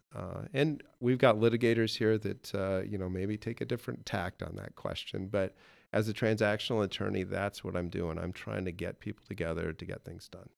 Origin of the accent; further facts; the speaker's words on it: Okoboji, Iowa, United States; Grew up in Okeobogee